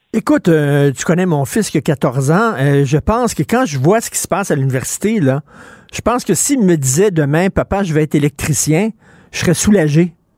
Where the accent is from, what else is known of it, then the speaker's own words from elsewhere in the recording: Quebec, Canada; chez nous, au Québec.